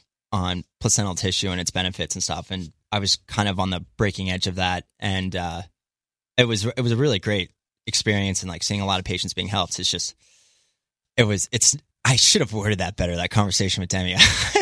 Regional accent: East Coast, United States; also born or lived in San Jose; So I grew up on the East Coast, but I lived in San Jose for about 3.5 years.

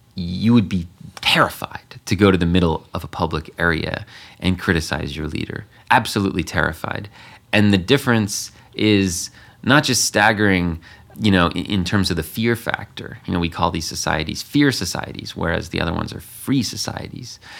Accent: United States; me being American.

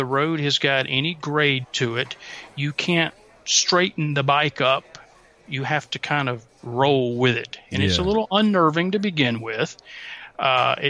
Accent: the South, United States; I'm from the South

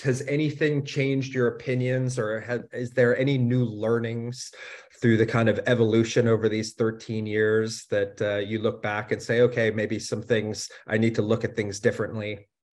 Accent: United States; now in Germany; as an American living in, in Germany

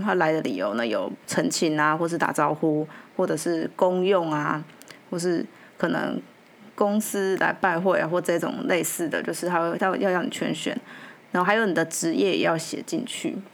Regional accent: Taiwan; 我们台湾人

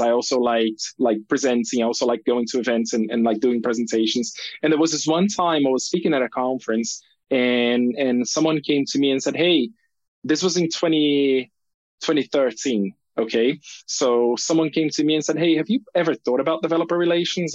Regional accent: Brazil; moved away as an adult; also born or lived in United Kingdom; I grew up in Brazil

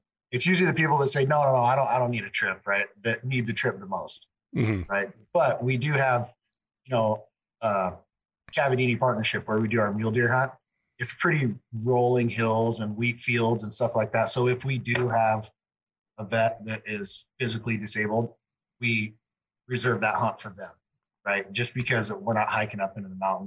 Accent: Arlington, Washington, United States; I'm from Arlington, Washington

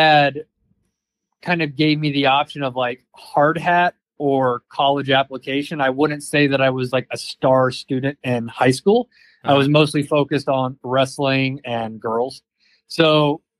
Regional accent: Georgia, United States; also born or lived in New Orleans / New York / San Francisco; now in Idaho, United States; I grew up in Georgia, the state

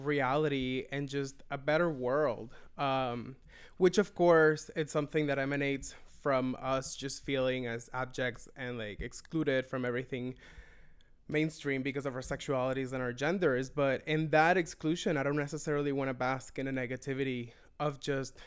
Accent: Venezuela; moved away as an adult; now in Toronto, Canada; I am originally from Venezuela. I've been living in Toronto for 7.5 years

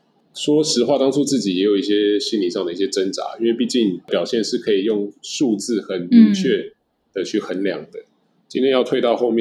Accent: Taiwan; 那我觉得对于像我们从台湾来的话

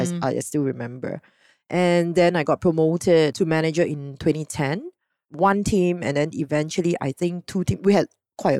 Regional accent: Singapore; being typical Singaporean

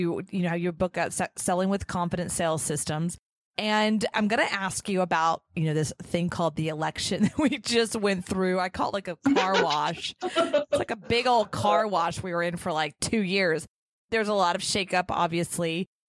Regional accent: United States; I'm an American.

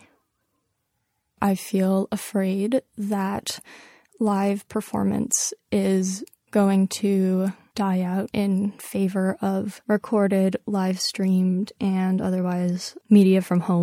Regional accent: New York, United States; I was born in New York. I was raised in New York. I've lived here my entire life

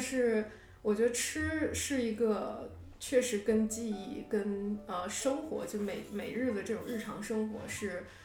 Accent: Harbin, Heilongjiang, China; moved away as an adult; also born or lived in Beijing; now in New York, United States; 我是哈尔滨人

